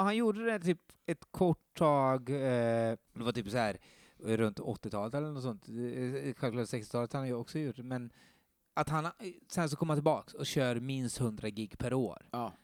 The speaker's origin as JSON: {"language": "Swedish", "town": "Skara", "region": "Västra Götaland", "country": "Sweden", "said": "jag är från Skara"}